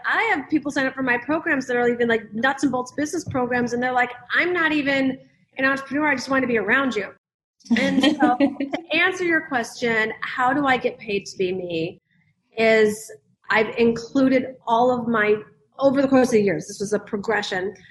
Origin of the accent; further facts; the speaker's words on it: the Midwest of America, United States; I grew up in the Midwest of America